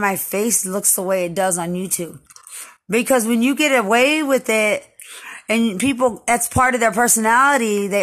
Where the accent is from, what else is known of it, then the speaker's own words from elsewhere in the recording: Lubbock, Texas, United States; I'm from Lubbock